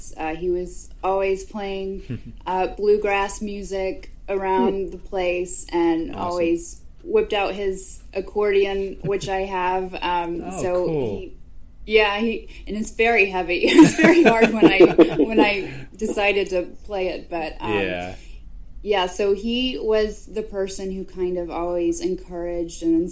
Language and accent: English; the South, United States; also born or lived in Nashville; I'm more of a Southern girl